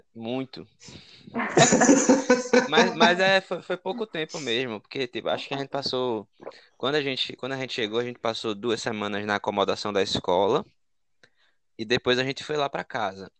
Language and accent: Portuguese; Maceió, Alagoas, Brazil; moved away as an adult; now in Ireland; Eu sou de Maceió, minha cidade no Brasil é Maceió